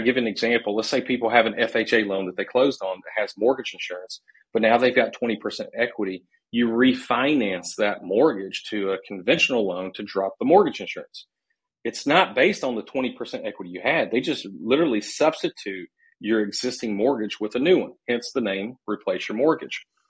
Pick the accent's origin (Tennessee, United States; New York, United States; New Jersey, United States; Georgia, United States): Tennessee, United States; Nashville; moved away as an adult; also born or lived in Charlotte, North Carolina; I'm from originally from Nashville, Tennessee